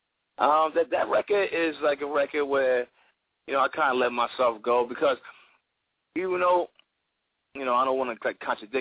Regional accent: Asbury Park, New Jersey, United States; I'm from Asbury Park, New Jersey. You know, it's Central Jersey

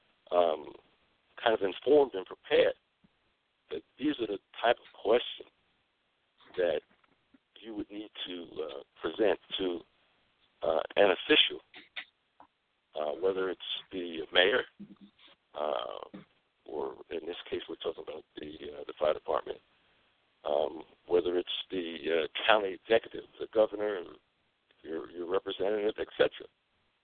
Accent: Newark, New Jersey, United States; I'm originally from Newark. I was born in Newark.

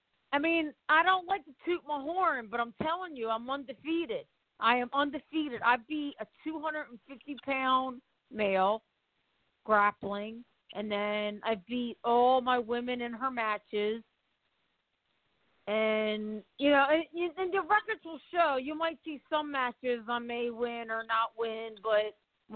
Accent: Baltimore, Maryland, United States; also born or lived in Los Angeles; now in Orlando, United States; I'm from Baltimore, but I'm in Orlando

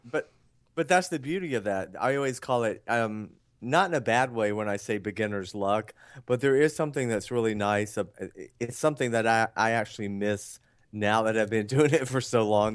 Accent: Atlanta, Georgia, United States; I'm from, um, Atlanta

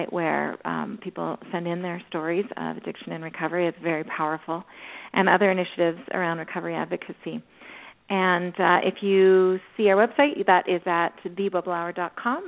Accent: Canada; I'm speaking Canadian

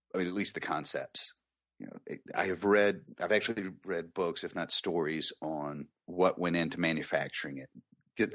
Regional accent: the South, United States; I'm from the South

